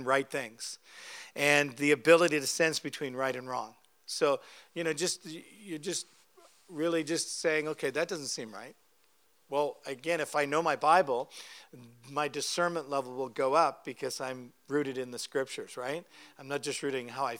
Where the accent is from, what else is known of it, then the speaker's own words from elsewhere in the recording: Canada; I'm a Canadian